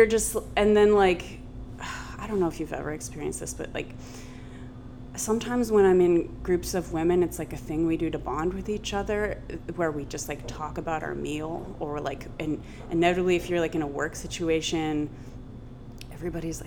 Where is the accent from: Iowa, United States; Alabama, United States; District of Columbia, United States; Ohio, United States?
Ohio, United States; Columbus; now in New York, United States; growing up in Columbus, Ohio